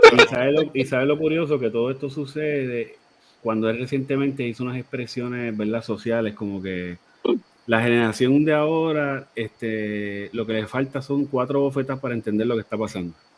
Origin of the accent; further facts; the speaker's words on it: Puerto Rico; nosotros somos una colonia de Estados Unidos.